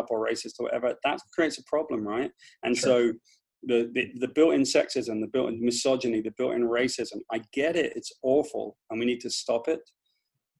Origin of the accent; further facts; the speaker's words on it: United Kingdom; accent: British; moved away as an adult; now in United States; I just grew up on the bottom end of the class system there